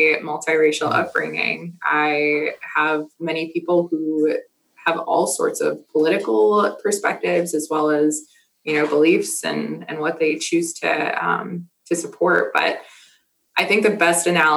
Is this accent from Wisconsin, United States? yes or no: yes; Milwaukee, Wisconsin, United States; I grew up in Milwaukee, Wisconsin